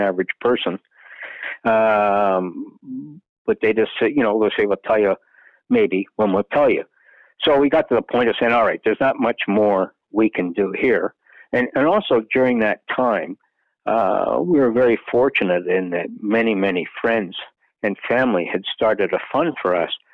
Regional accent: Canada; as being a Canadian

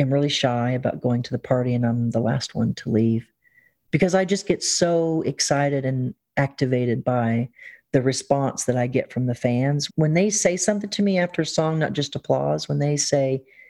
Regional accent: the South, Southern United States, United States; being a Southerner

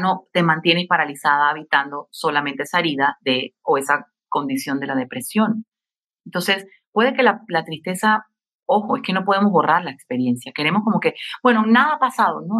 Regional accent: Panama; acá en mi país, en Panamá

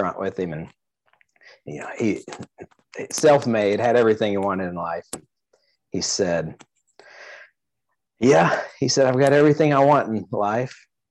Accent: Mount Juliet, Tennessee, United States; we're actually in a small town called Mount Juliet, right outside of Nashville. Yeah. And we've both grown up here

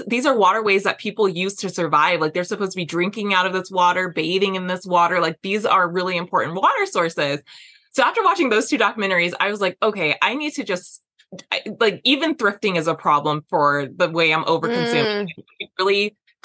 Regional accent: Las Vegas, Nevada, United States; I grew up in Las Vegas

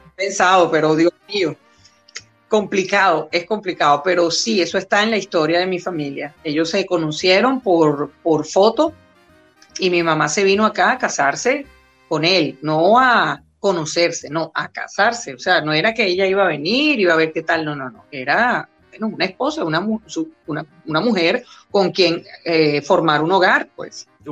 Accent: Venezuela; also born or lived in New York, United States; mis hermanos y yo que nacimos los tres aquí en Venezuela, yo soy la menor

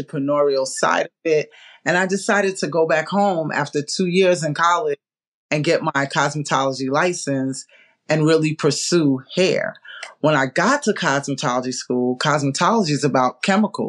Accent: New York, United States; now in South Florida, United States; I grew up in New York

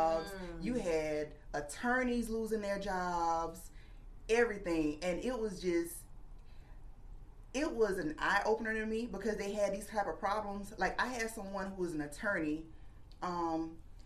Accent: Florence, South Carolina, United States; I was born and raised here in Florence, and I'm a proud graduate of Wilson High School

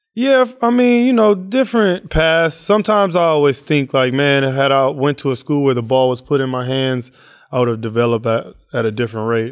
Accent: Oakland, California, United States; growing up in East Oakland

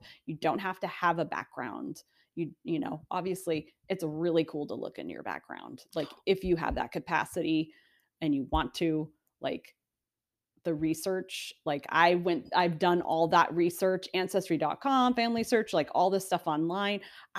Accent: United States; here as Americans, a lot of us don't have that.

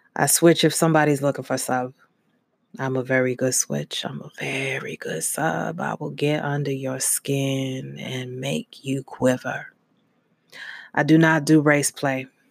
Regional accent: Brooklyn, New York, United States; Brooklyn, New York. My parents moved around a lot, um, through New York, but mainly in Brooklyn.

